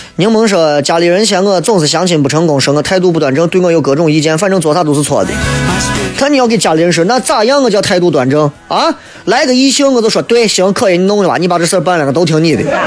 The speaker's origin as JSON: {"language": "Chinese", "town": "Xi'an", "region": "Shaanxi", "country": "China", "said": "我们西安人的面"}